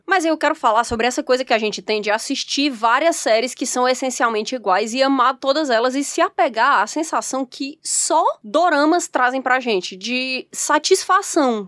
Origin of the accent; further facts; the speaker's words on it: Brazil; a gente é brasileiro